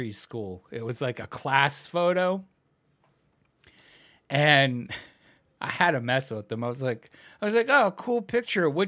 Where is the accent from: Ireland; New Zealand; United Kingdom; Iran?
Ireland; Well, I was saying Scottish because I'm Irish.